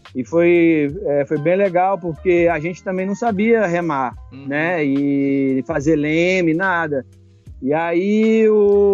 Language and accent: Portuguese; Cerrado, Brazil; Eu sou do Cerrado